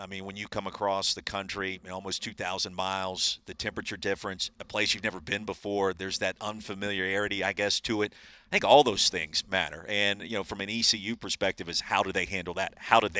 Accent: South Carolina, United States; moved away; also born or lived in Dallas, Texas; I'm from South Carolina.

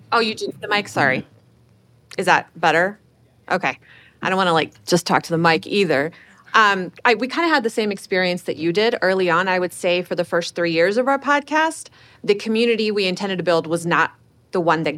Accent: Houston, Texas, United States; also born or lived in Chicago; okay, Houston

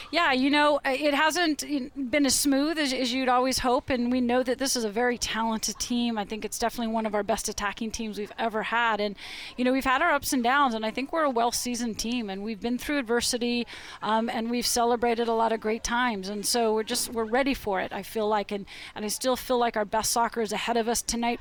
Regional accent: Portland, Oregon, United States; moved away; always great to come back to my hometown.

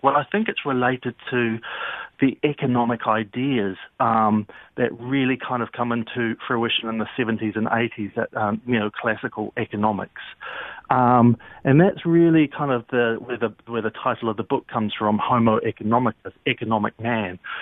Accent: New Zealand; now in London, United Kingdom; I'm actually from New Zealand

